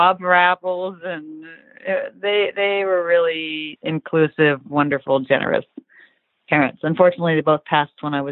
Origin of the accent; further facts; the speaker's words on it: Orinda, California, United States; I grew up in Northern California, a town called Orinda